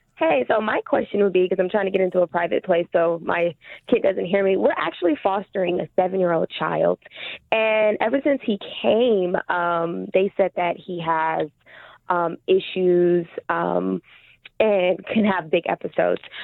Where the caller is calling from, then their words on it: California, United States; I am calling from California